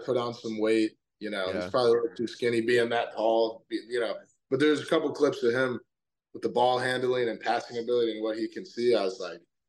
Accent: Orlando, Florida, United States; I'm from Orlando, so when I was a kid, we used to pretty frequently go to Magic games.

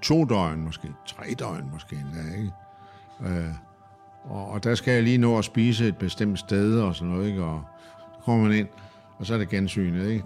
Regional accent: Denmark

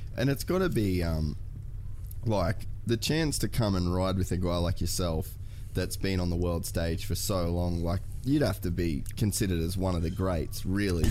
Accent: Australia; I'm an Aussie kid

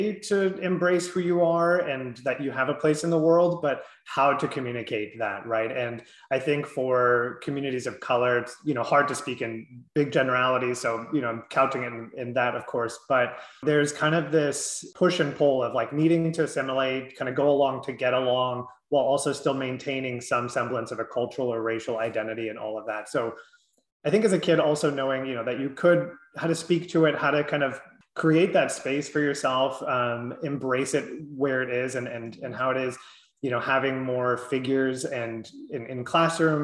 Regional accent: Southern California, United States; I grew up in Southern California

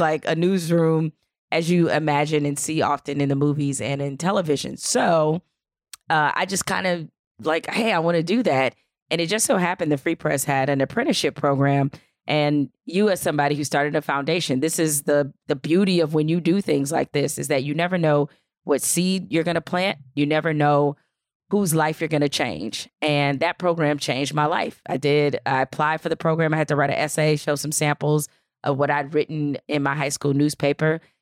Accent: Detroit, Michigan, United States; I grew up in Detroit

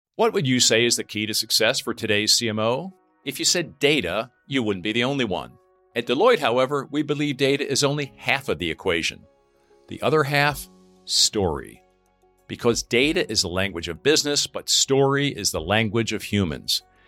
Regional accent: near Reading, Pennsylvania, United States; moved away; I grew up near Reading, Pennsylvania.

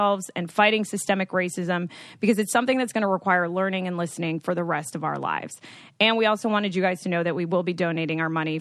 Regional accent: United States; I am Dominican, so I am a white Latinx female, but I've actually been very confused growing up in the States

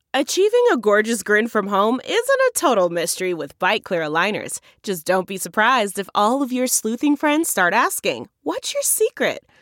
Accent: Garden Grove, California, United States; I grew up in Garden Grove

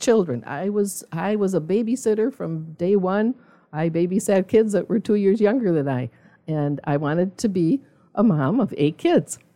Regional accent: Milwaukee, Wisconsin, United States; now in Zionsville, United States; I was originally from Milwaukee

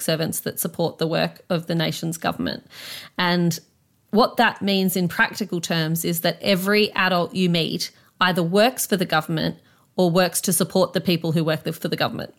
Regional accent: Canberra, Australian Capital Territory, Australia; growing up in Canberra

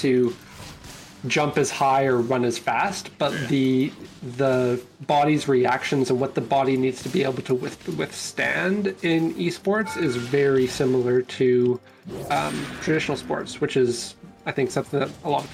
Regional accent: Canada; I'm Canadian

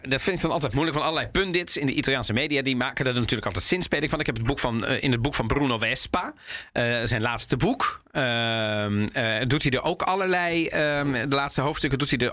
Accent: Netherlands; wij Nederlanders

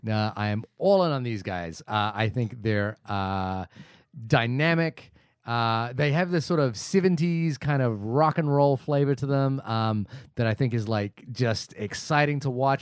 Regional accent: New Zealand; as a New Zealander

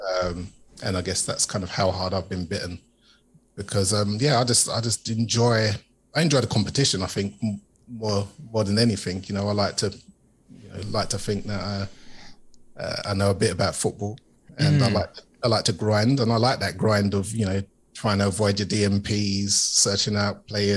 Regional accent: London, United Kingdom; I'm from East London originally, typical working class background, East London

